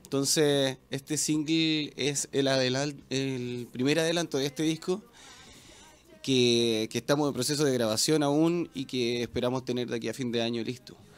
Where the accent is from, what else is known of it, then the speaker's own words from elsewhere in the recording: Quillota, Valparaíso, Chile; en Quillota, Mira. que es de donde yo vengo, de la Quinta Interior